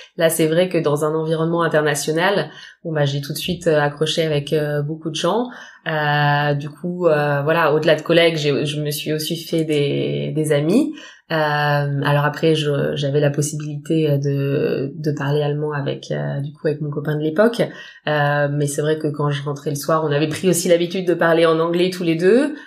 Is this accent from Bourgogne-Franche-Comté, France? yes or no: no; Paris region, Île-de-France, France; moved away as an adult; also born or lived in Frankfurt, Germany; now in Düsseldorf, Germany; je viens de région parisienne euh, et ça fait 7 ans que je vis à Düsseldorf maintenant